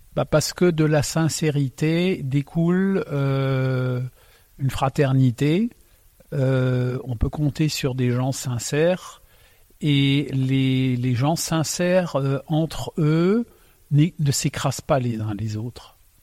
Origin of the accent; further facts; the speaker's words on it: Alsace, Grand Est, France; first language Alsatian; French is a second language; je suis né donc euh, en Alsace. Euh, quand je suis arrivé, ma langue maternelle c'est l'alsacien